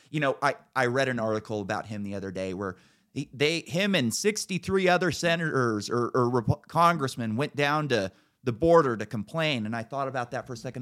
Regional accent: Cloverdale, California, United States; moved away; So I grew up in Northern California, very conservative area. Like, Cloverdale is the town it was called

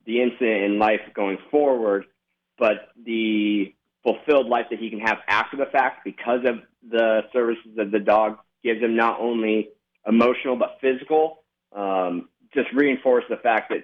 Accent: Las Vegas, Nevada, United States; I'm born and raised in Las Vegas.

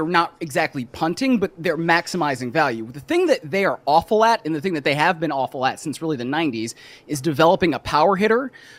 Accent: Cleveland, Ohio, United States; So like the Guardians, which is my team because I am from Cleveland, were trying to like get a big bat.

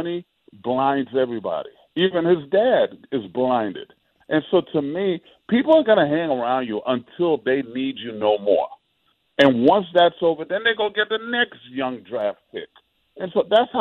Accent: New York City, New York, United States; growing up in New York City

